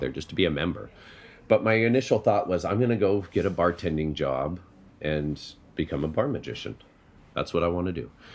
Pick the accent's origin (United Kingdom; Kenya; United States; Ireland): United States; Colorado; I'm from Colorado